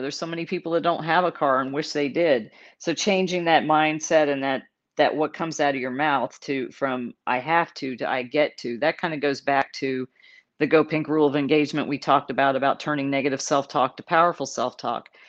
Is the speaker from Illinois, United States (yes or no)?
no; San Antonio, Texas, United States; also born or lived in Dallas, Texas; I grew up in Texas. I was born in Dallas, grew up in San Antonio